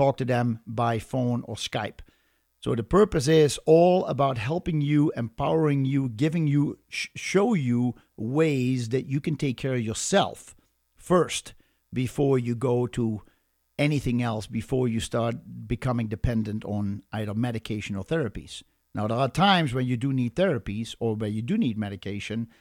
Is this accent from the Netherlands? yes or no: yes; Netherlands; moved away; I am Dutch